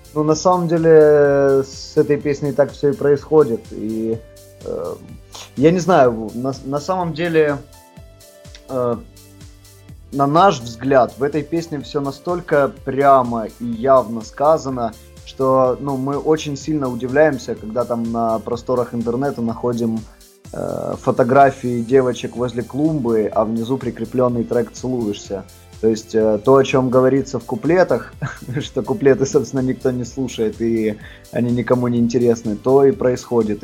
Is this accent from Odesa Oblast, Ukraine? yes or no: no; Kharkiv, Kharkiv Oblast, Ukraine; Мы выросли в Харькове